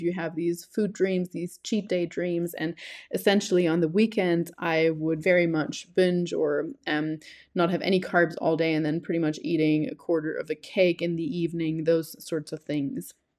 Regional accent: Germany; also born or lived in New Zealand; now in Colombia; I am originally from Germany. I have lived there until two thousand nine, but then moved to New Zealand until two thousand nineteen.

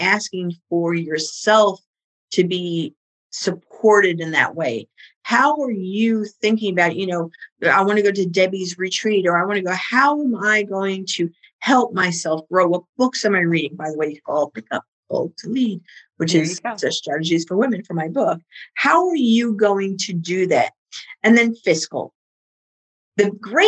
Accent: New York City, New York, United States; accent: Bronx; My Bronx accent

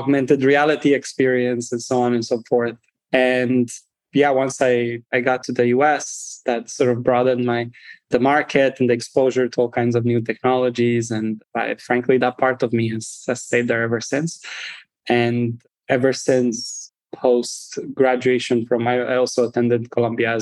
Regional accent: Romania; moved away as an adult; now in United States; I'm originally from Romania, first and foremost. I grew up there up until college. I moved to the United States and I've been here ever since.

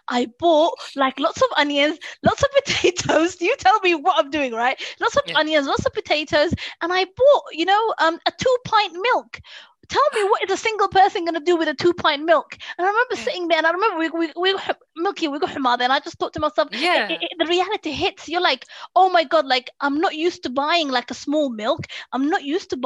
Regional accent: London, United Kingdom; I grew up in like in a small area in West London

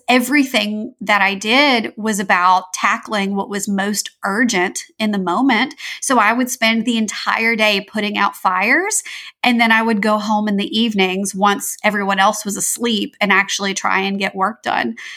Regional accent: Louisiana, United States; I'm from Louisiana in the southern United States

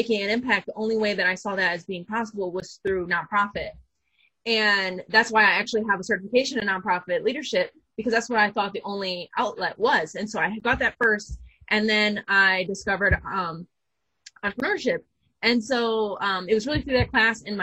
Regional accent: Flint, Michigan, United States; I went to the University of Michigan Flint first, because I'm from Flint

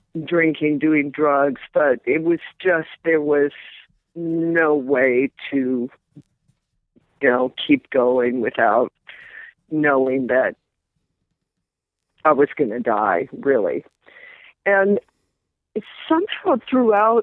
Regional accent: Midwest, United States; I grew up in the Midwest

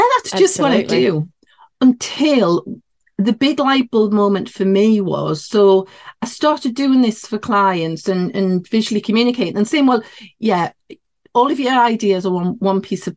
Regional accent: near Newcastle upon Tyne, North East England, United Kingdom; accent: Geordie; I'm in the northeast of England. So yeah, this would be classed as a Geordie accent near Newcastle upon Tyne

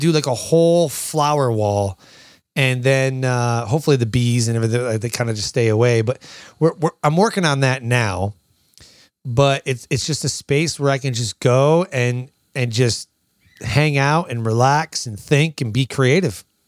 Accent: Michigan, United States; moved away as an adult; I was born and raised in Michigan

